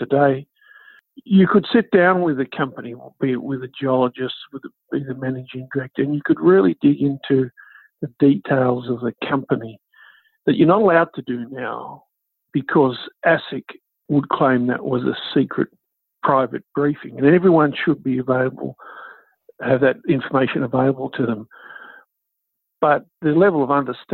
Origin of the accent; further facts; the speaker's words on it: Canberra, Australian Capital Territory, Australia; I grew up in Canberra